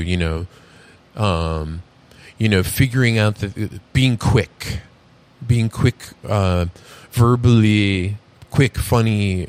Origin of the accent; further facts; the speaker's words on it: New York, United States; You know, I can just throw a little New York on the end of my New York. I'm from New York.